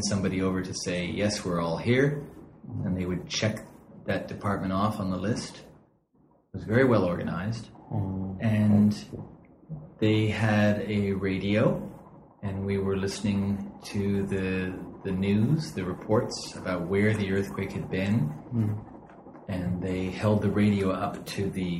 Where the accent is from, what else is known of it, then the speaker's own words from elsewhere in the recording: west coast of the United States, United States; moved away as an adult; now in Japan; I'm from the west coast of the United States.